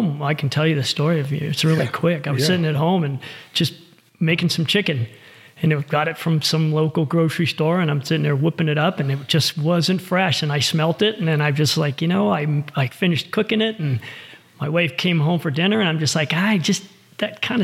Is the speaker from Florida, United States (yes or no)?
yes; Fort Lauderdale, Florida, United States; moved away as an adult; now in Reno, United States; I'm born and raised in Florida